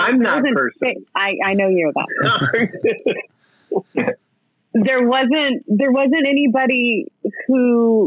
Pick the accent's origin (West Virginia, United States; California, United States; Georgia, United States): California, United States; I'm from California